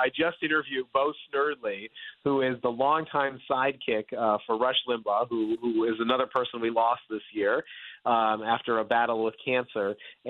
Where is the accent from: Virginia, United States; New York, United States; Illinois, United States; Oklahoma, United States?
Virginia, United States; we see it right here in my home state right now of Virginia